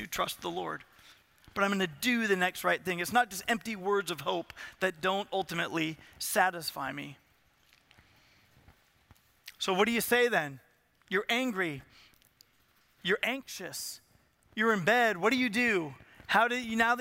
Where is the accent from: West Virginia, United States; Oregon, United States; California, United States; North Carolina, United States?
California, United States; Southern; I am from Southern California. So, and I'm 7 or 8 years old